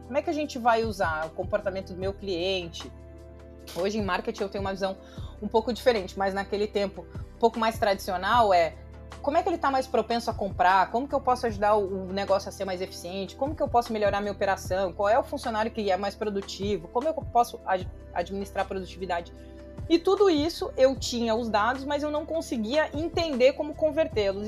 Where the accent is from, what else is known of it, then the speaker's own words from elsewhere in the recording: Pelotas, Rio Grande do Sul, Brazil; accent: gaúcho; moved away; eu fui nascida e criada no interior do Rio Grande do Sul, numa cidade de 400 mil habitantes que chama Pelotas